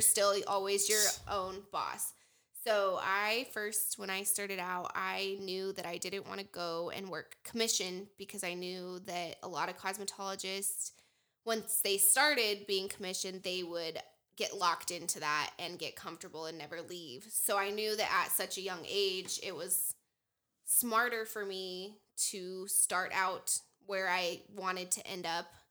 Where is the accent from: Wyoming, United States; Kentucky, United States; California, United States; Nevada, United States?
Wyoming, United States; Casper; I'm from Casper, Wyoming. I grew up here.